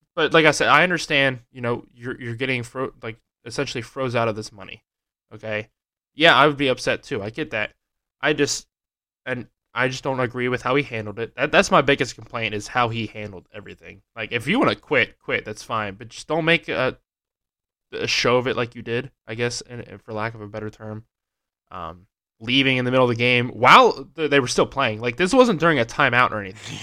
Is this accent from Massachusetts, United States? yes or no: no; Pennsylvania, United States; growing up in Pennsylvania